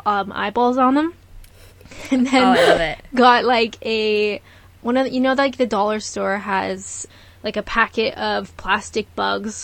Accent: Canada; growing up in Canada

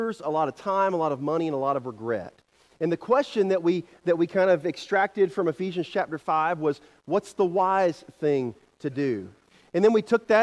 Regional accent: the Carolinas, United States; moved away as an adult; now in Kansas, United States; I'm from the Carolinas

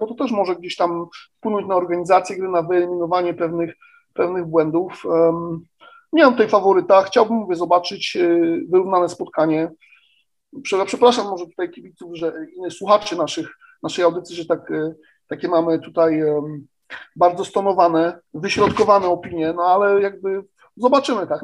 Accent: Poznań, Greater Poland, Poland; jako Poznaniak

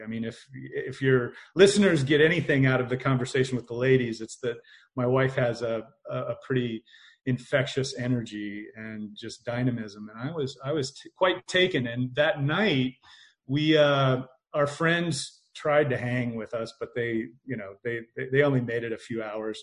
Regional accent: Indiana, United States; I grew up in Indiana

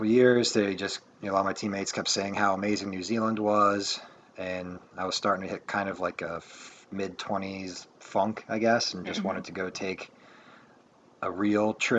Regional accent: Maryland, United States; I'm from Maryland

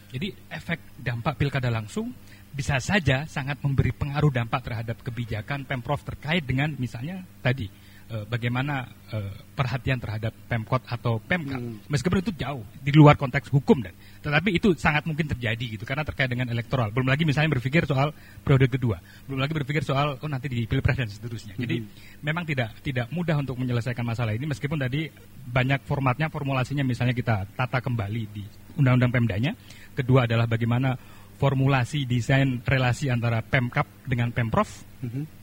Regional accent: East Java, Indonesia; kami saya orang Jawa Timur, di Jawa Timur bagian selatan itu juga merasa tidak dirawat oleh pemerintah provinsi misalnya begitu.

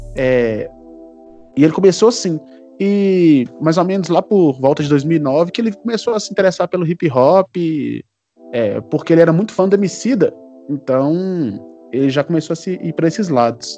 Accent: Minas Gerais, Brazil; also born or lived in Ouro Preto; A gente é de Minas Gerais, nós somos mineiros. Sim. Eu sou de, morador de Ouro Preto

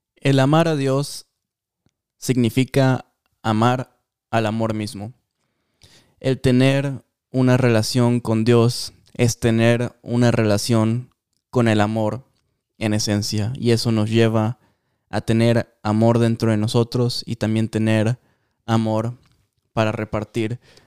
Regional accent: Mexico; yo soy súper mexicano

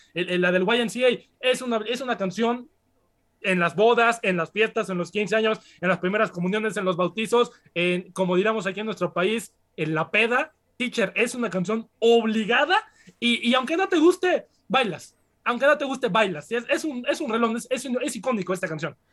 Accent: Puebla, Mexico; yo como poblano

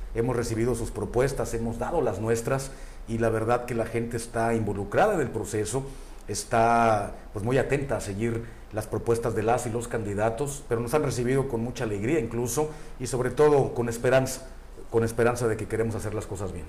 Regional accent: La Paz, Baja California Sur, Mexico; moved away as an adult; also born or lived in Mexico City; tuve la suerte y el privilegio de nacer aquí en La Paz, aquí crecí, aquí serví y seguramente aquí me voy a morir.

